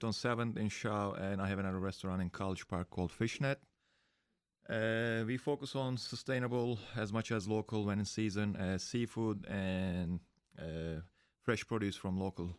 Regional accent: Istanbul, Turkey; now in United States; I'm from Istanbul.

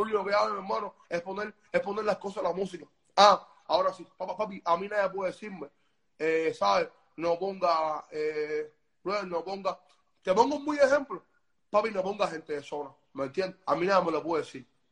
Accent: Cuba; yo nunca salí de Cuba, ¿sabes? Yo vivo en Cuba

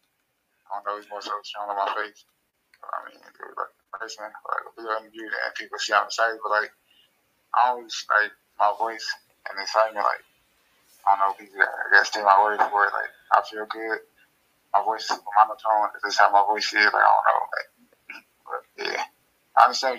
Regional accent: Chicago, Illinois, United States; I'm from Chicago.

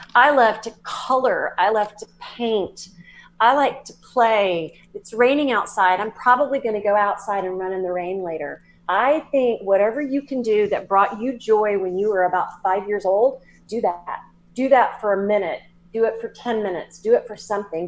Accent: Southern, United States; accent: Southern; my Southern accent

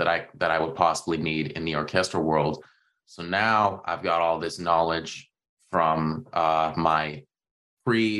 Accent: Toronto, Ontario, Canada; growing up in the Toronto area

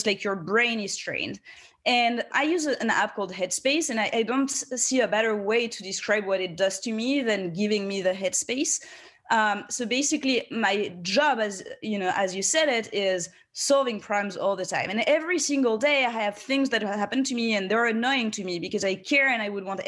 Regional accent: France; moved away as an adult; now in United States; I grew up in France and then I've spent 7 years in the US

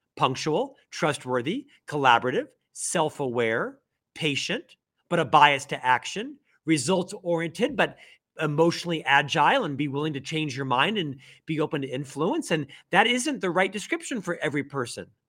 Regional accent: Orlando, Florida, United States; moved away as an adult; also born or lived in Provo, Utah; now in Salt Lake City, United States; I'm actually from Orlando, Florida, originally born and raised in Central Florida, lived there for my first twenty-six years

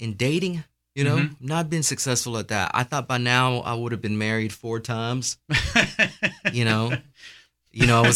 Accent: Garland, Texas, United States; I'm from Garland

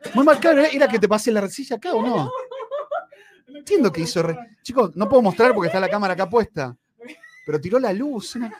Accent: Argentina; moved away; yo soy argentino, soy de donde es Messi

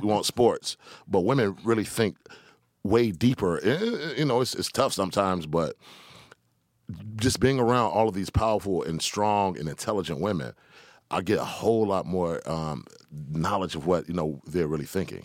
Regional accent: Decatur, Georgia, United States; also born or lived in Atlanta; I'm from Decatur, Georgia

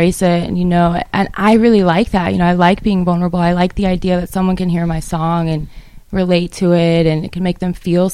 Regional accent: Reno, Nevada, United States; now in Nashville, United States; I'm from Reno, Nevada.

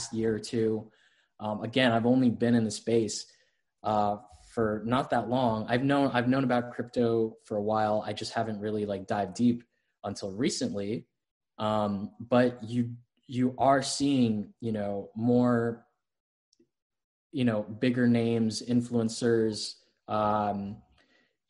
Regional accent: Florida, United States; I'm from Florida. I grew up, born and raised in Florida

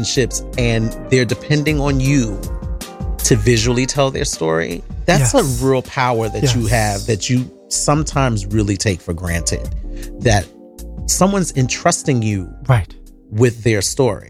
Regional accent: New York City, New York, United States; Born and raised on the Lower East Side of Manhattan

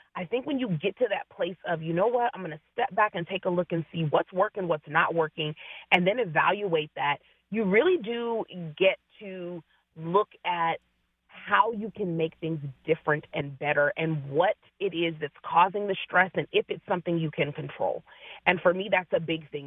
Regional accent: Seattle, Washington, United States; I am uh, born and bred in the Seattle area

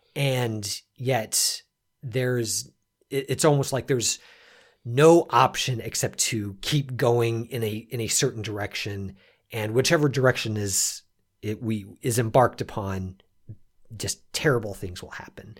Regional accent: United States; we were we were all Americans

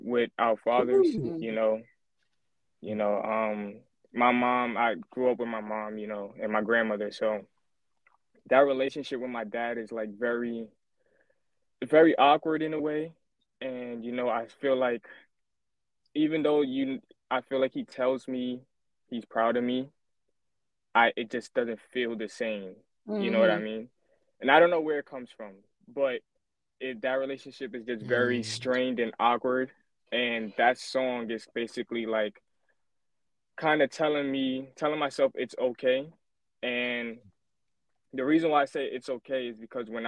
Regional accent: New York City, New York, United States; also born or lived in Staten Island, New York; Shout out to Flatbush. Yeah, man. That's where I grew up there my whole life. That's all I know. I now live in Staten Island.

